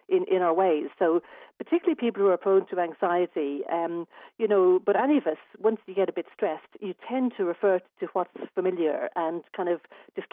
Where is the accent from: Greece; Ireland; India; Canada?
Ireland; Dublin, Leinster; now in Adelaide, Australia; I'm actually from Dublin originally